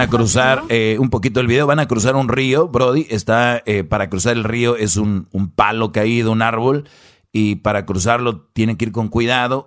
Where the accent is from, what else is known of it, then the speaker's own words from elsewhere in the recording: northern Mexico, Mexico; los que somos de allá del norte